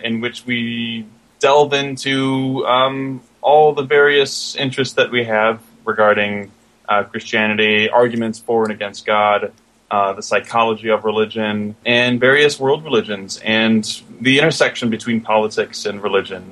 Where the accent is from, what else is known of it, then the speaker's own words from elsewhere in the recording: Michigan, United States; I am actually from Michigan